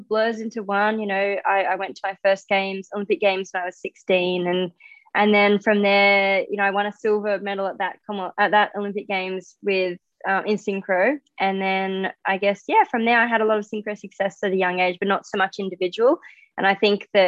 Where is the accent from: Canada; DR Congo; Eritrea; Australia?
Australia; I'm an Australian diver